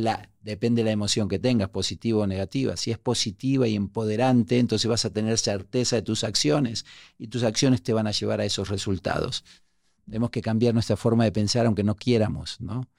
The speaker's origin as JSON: {"language": "Spanish", "region": "Buenos Aires", "country": "Argentina", "tie": "born or raised there", "also_born_or_lived": "Uruguay", "moved": "as an adult", "lives_now": "Mexico", "said": "me crié en un barrio súper pobre en La Boca, en Argentina. Yo nací en Uruguay, me crié en La Boca, vine a México de muy joven"}